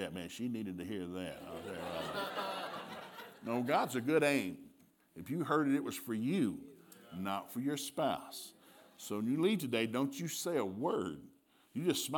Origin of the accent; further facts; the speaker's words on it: Turtletown, Tennessee, United States; moved away as an adult; also born or lived in Sikeston, Missouri; I grew up in East Tennessee, and I grew up in Turtletown, Tennessee